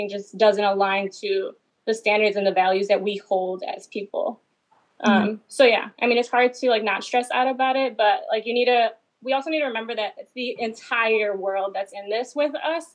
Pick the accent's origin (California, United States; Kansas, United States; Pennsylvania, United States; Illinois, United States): Illinois, United States; Chicago; I grew up in the Pilsen neighborhood